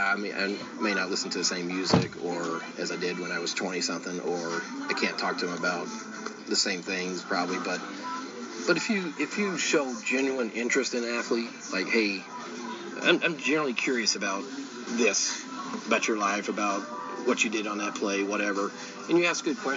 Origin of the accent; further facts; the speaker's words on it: the South, United States; That was all I ever dreamed of being, growing up in the South and reading that paper.